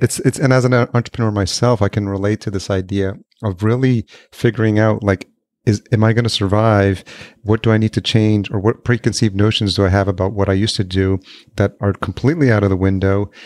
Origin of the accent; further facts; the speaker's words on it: Yonkers, New York, United States; moved away as an adult; also born or lived in White Plains, New York / Los Angeles; now in Minneapolis, United States; I grew up in Yonkers